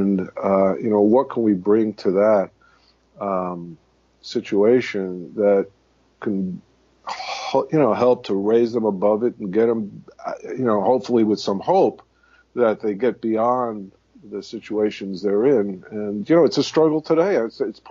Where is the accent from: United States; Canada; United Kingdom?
United States; New York City, New York; I was born and raised in the Bronx